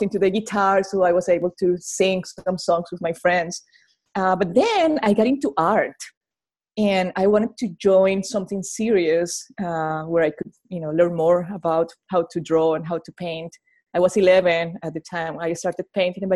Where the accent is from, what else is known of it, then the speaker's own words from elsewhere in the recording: Colombia; English is a second language; now in Arkansas, United States; I'm from Colombia, South America